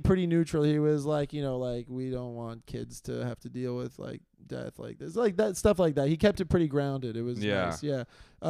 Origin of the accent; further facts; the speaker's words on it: New York City, New York, United States; we grew up in Queens together.